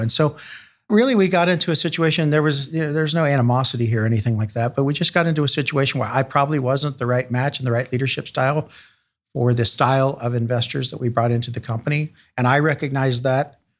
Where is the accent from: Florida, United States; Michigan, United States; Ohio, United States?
Ohio, United States; Chillicothe; also born or lived in Columbus; So I was born in Chillicothe, not far from Columbus